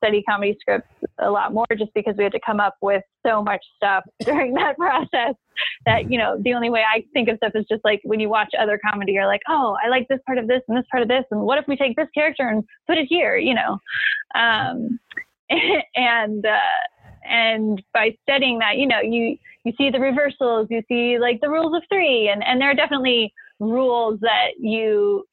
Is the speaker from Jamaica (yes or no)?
no; Nashville, Tennessee, United States; now in Los Angeles, United States; I was born out here, actually, but I grew up in Nashville